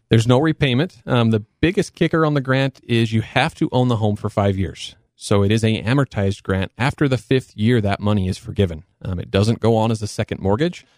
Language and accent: English; Cedar City, Utah, United States; I was born and raised in Cedar City. Um, you know, so I'm local boy from Southern Utah